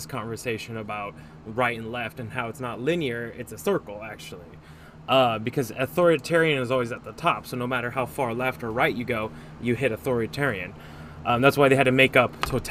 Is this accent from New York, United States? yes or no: no; California, United States; I grew up in California. I grew up around liberals.